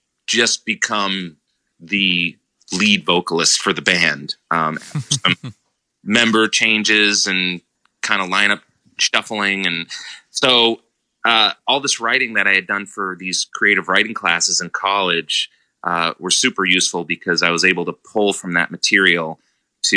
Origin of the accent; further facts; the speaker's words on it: Methuen, Massachusetts, United States; also born or lived in Boston; I had just moved to Boston after growing up in Methuen, living there for 18 years.